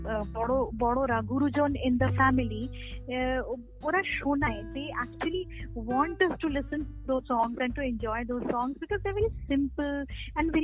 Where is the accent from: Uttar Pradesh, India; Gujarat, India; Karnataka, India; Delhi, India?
Uttar Pradesh, India; Lucknow; also born or lived in Allahabad; my parents, my grandparents, they're all from West Bengal, but I and my sister we are born and brought up in Lucknow. I mean I am born in Allahabad and brought up in Lucknow